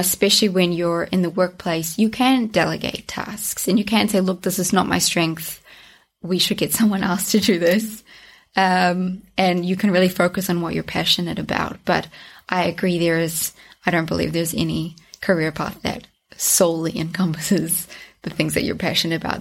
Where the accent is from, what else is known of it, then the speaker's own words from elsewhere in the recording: North Island, New Zealand; now in Zürich, Switzerland; I grew up in New Zealand. Um, I was raised there in the North